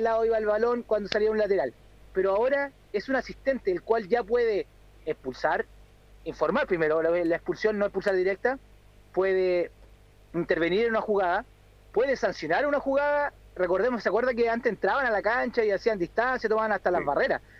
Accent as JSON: {"language": "Spanish", "country": "Chile", "said": "soy chileno"}